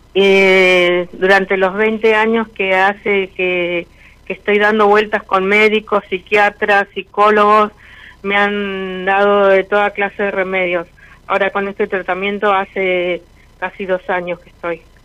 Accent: Villa María, Córdoba, Argentina; De Villa María, provincia de Córdoba.

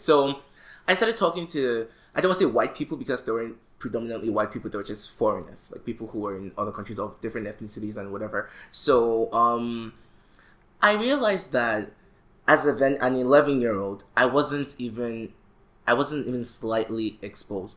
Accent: Nigeria; we as young Nigerian males

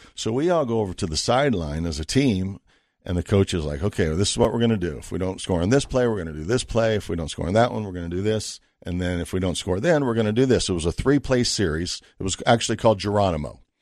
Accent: Las Vegas, Nevada, United States; also born or lived in Boulder, Colorado; I was from Vegas

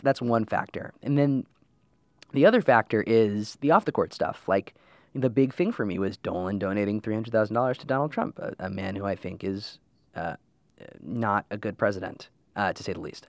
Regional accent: New York City, New York, United States; I'm from New York, born, uh, on the Upper West Side of Manhattan, um, and moved up to the suburbs when I was about thirteen years old

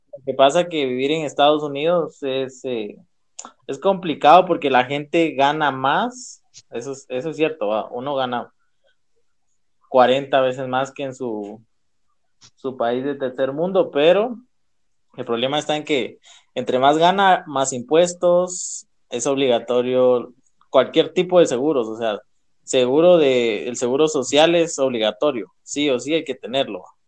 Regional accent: Guatemala; Como guatemaltecos

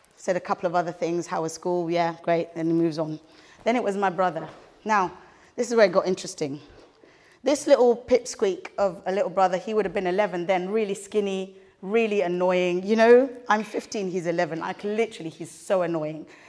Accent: Kenya; we grew up in Kenya

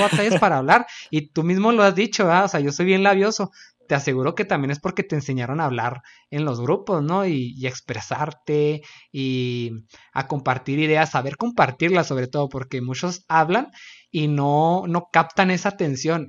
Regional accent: Chihuahua, Mexico; Axel y yo somos de Chihuahua, Chihuahua.

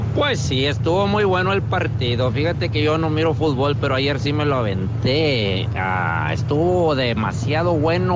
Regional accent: Cerralvo, Nuevo León, Mexico; allá en mi pueblo, en Cerralbo, Nueva León

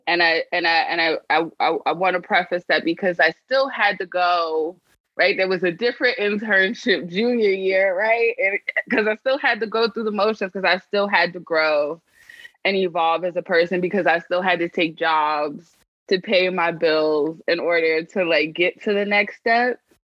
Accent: New York City, New York, United States; I grew up in the poorest congressional district in the country

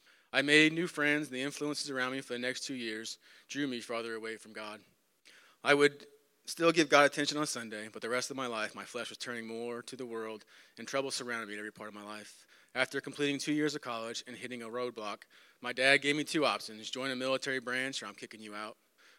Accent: Florida, United States; Living in Newport Richey is the longest place I've ever lived to this day. Growing up in Florida, most of my youth life, I was always attending youth small groups

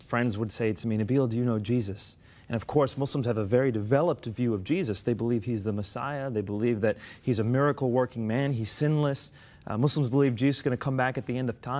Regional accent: United States; my parents are from Pakistan. I was born and raised in the States.

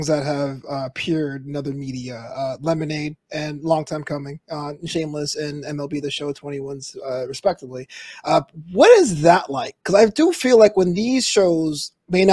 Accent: New York City, New York, United States; moved away; I'm originally from Brooklyn

